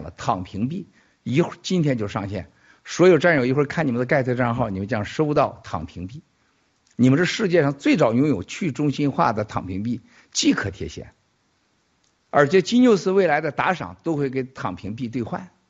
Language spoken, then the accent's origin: Chinese; near Chaocheng, Shandong, China; moved away; 我小的时候在我们家古城旁边有个朝城，朝城有回民